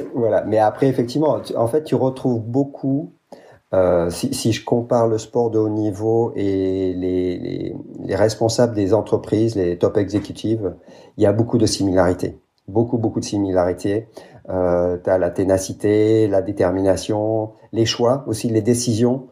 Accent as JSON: {"language": "French", "country": "France", "tie": "born or raised there", "also_born_or_lived": "United States / Japan / Brazil", "moved": "as an adult", "lives_now": "Belgium", "said": "je suis français, grandi en France"}